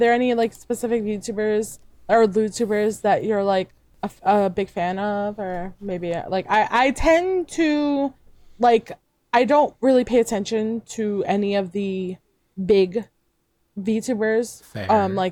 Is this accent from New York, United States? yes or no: yes; New York City, New York, United States; moved away; also born or lived in Puerto Rico; I was originally born and raised in New York City, Brooklyn, New York